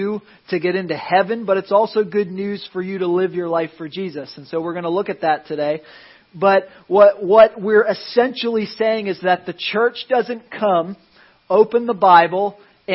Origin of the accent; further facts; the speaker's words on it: Philadelphia, Pennsylvania, United States; now in Florida, United States; I grew up in Philadelphia